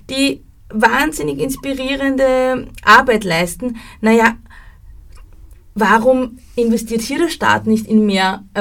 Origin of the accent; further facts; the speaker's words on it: Austria; Und das ja. fehlt bei uns in Österreich, dieses Mindset fehlt komplett.